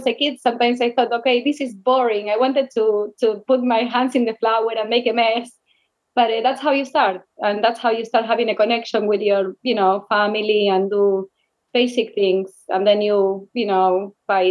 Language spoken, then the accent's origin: English; Rosario, Santa Fe, Argentina; English is a second language; moved away as an adult; now in New York City, United States; I grew up in Rosario. It's like 200 miles from Buenos Aires.